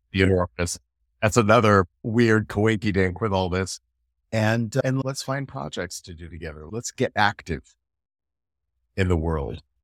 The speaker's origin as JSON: {"language": "English", "country": "United States", "also_born_or_lived": "United Kingdom", "moved": "as an adult", "lives_now": "Europe", "said": "as an American"}